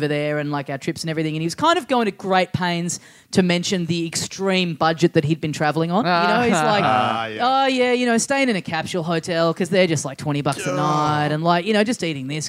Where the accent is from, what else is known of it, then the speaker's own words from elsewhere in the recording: Australia; as an Australian